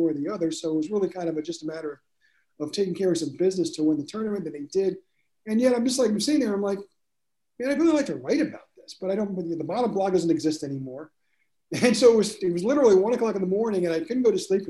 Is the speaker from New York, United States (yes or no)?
yes; Long Island, New York, United States; moved away as an adult; also born or lived in Arkansas; I grew up on Long Island, so I grew up a Mets fan